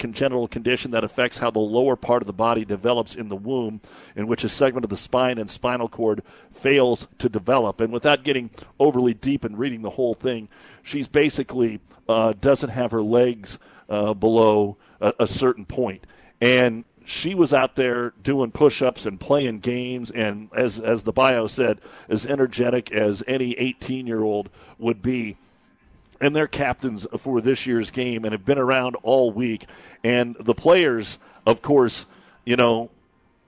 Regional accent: Ord, Nebraska, United States; moved away as an adult; now in Kearney, United States; my hometown of Ord

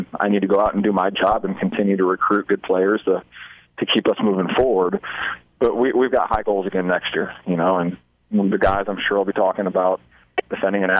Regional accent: Omaha, Nebraska, United States; now in Hastings, United States; I'm from Omaha, Nebraska, and I grew up playing against Hastings at Bellevue University

